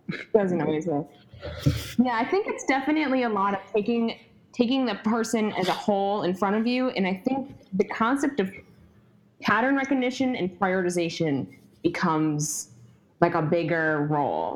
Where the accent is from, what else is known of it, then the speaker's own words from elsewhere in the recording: Syracuse, New York, United States; I'm from Syracuse, New York